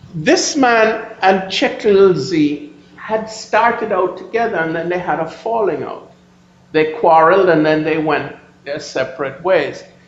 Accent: Jamaica; I come from Jamaica

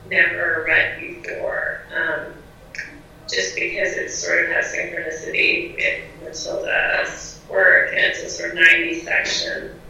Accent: Southern California, United States; moved away as an adult; also born or lived in Iran / New York; I grew up in Southern California and I was born in Iran.

